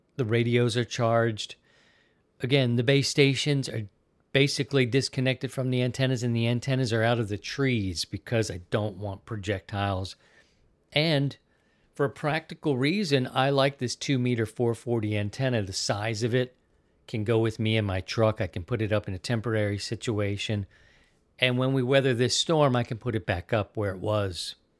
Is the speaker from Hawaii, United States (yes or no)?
no; Baltimore, Maryland, United States; moved away as an adult; also born or lived in Philadelphia / Missouri; now in Sarasota, United States; I'm an East Coast kid, but I'm from Baltimore. I lived in Baltimore twenty-eight years